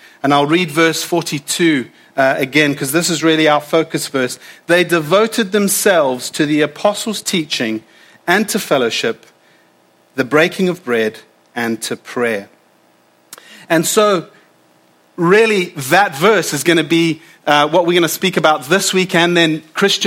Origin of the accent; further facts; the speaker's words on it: South Africa; now in United Kingdom; as a South African